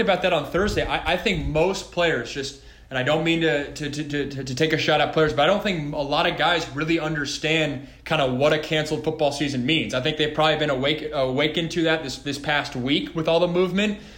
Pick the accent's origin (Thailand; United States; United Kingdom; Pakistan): United States; Washington; growing up in Washington, public school, guys I grew up